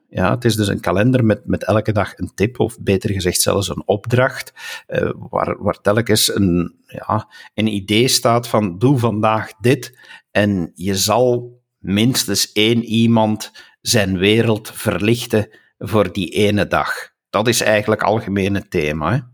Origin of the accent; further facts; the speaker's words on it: Flanders, Belgium; first language Dutch; als Vlaming